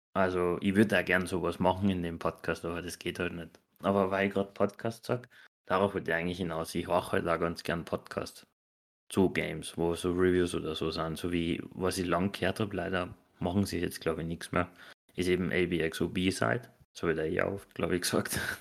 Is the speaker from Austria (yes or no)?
yes; Austria; bei uns in Österreich